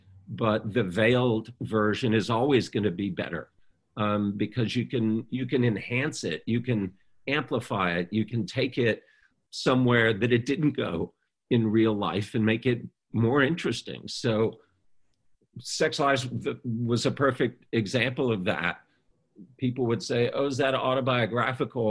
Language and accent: English; Baton Rouge, Louisiana, United States; when I was younger and growing up in Baton Rouge and starting to make films